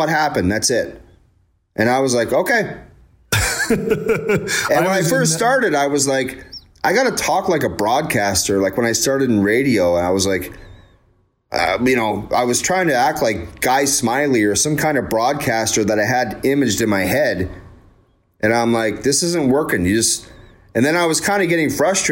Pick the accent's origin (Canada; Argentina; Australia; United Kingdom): Canada; Ontario; I grew up as a young kid in Ontario